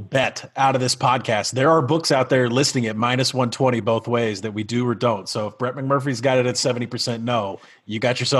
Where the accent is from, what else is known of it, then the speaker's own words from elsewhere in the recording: Arkansas, United States; I was born in Arkansas. I grew up in Arkansas.